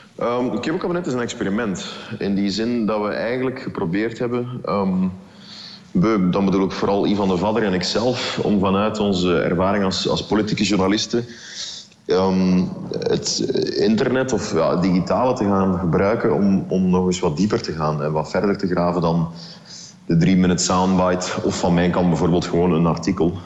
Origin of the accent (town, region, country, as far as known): Belgium